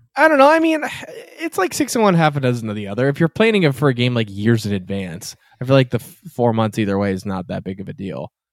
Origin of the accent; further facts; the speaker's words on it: Massachusetts, United States; I'm from Massachusetts